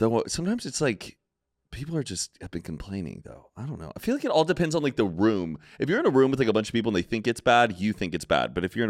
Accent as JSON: {"language": "English", "region": "California", "country": "United States", "said": "I'm a Californian. We live in Los Angeles."}